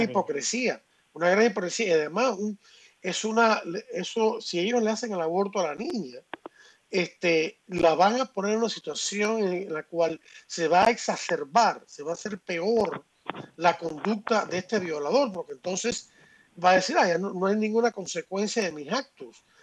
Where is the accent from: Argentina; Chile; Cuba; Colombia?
Cuba; now in Miami, United States; yo soy cubano y tengo sangre, eh, y tengo sangre eh, afrocubana